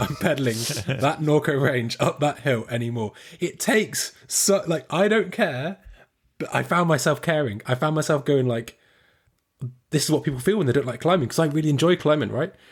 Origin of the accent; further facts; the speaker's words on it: Squamish, British Columbia, Canada; I'm from, I'm Squamish